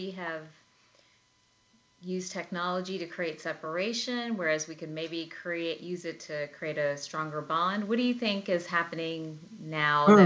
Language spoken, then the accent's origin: English; Sandy Springs, Georgia, United States; I grew up in Sandy Springs, which is an area right side of Atlanta